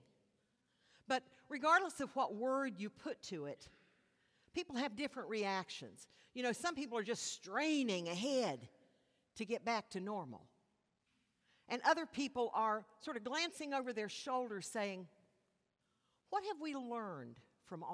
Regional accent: West Virginia, United States; I'm from West Virginia

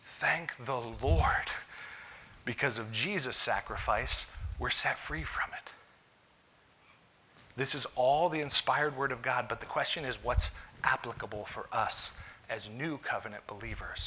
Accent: United States; I'm an American

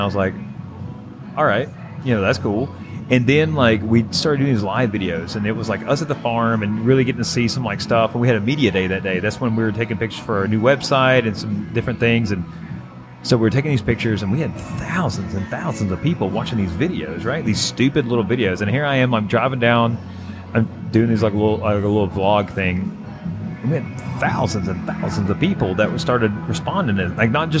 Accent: the South, United States; accent: Southern; I was made fun of so bad for my Southern accent.

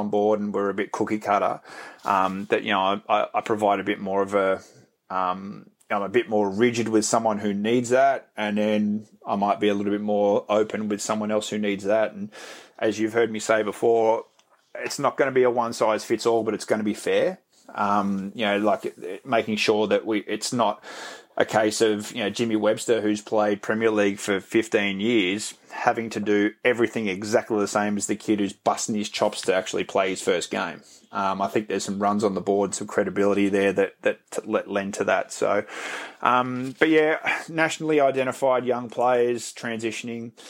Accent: Victoria, Australia; growing up in Victoria

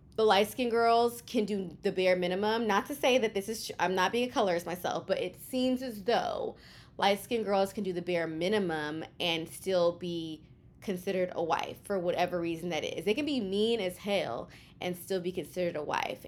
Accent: Houston, Texas, United States; moved away as an adult; now in New York City, United States; I am a Kenyan American from Houston, Texas, born and raised in Houston, living in New York City

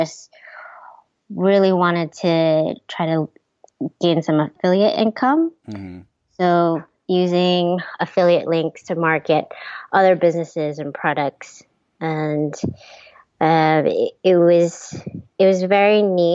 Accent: Ohio, United States; moved away as an adult; also born or lived in Taiwan; I grew up in Ohio

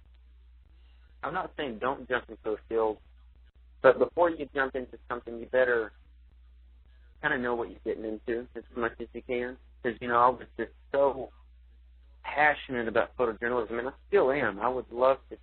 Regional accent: Weatherford, Texas, United States; I grew up in Weatherford, Texas, half an hour west of Fort Worth

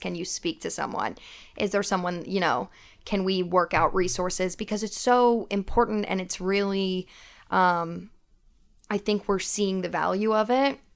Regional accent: Knoxville, Tennessee, United States; moved away as an adult; now in Nashville, United States; I am originally from Knoxville, Tennessee.

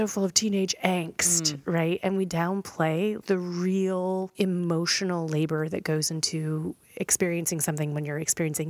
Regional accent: Tennessee, United States; I'm from Tennessee.

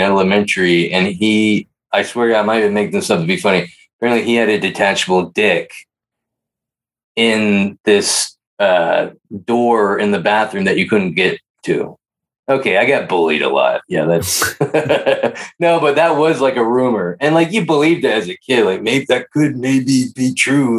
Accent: Pleasanton, California, United States; I grew up in Pleasanton

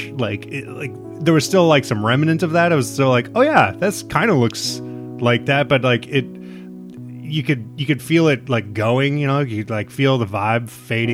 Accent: Nebraska, United States; moved away; I'm from Nebraska

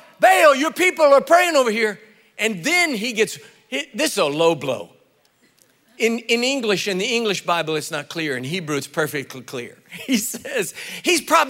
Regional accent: East Texas, United States; I was born in the Republic of Texas

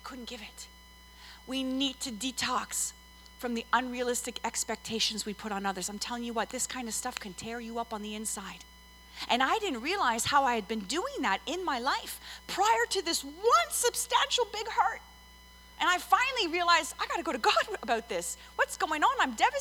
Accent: Montreal, Quebec, Canada; moved away; I'm originally from Montreal

